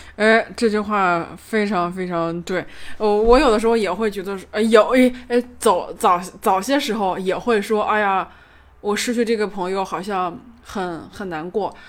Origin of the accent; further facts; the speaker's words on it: northern China, China; 我作为一个北方人，呃，北方偏北的城市的一个人